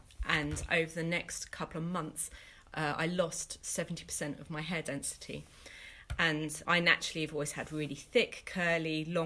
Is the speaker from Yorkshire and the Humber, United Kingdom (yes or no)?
no; London, United Kingdom; moved away as an adult; now in Bristol, United Kingdom; I'm originally from East London, but I got ordained 6 months ago and have moved to Bristol with my family.